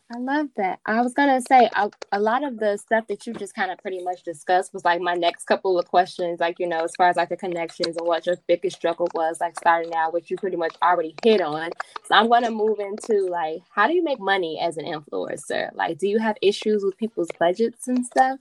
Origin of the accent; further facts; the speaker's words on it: Chicago, Illinois, United States; I'm also from the south side of Chicago